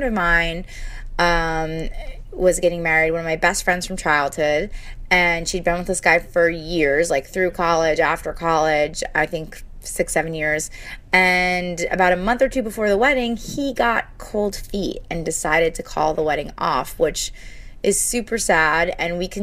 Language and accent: English; New Jersey, United States; I'm from New Jersey